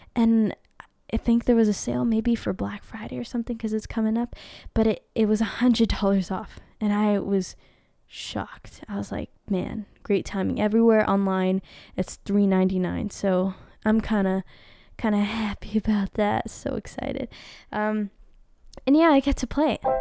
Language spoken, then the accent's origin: English; Philippines; I'm Filipina. Filipino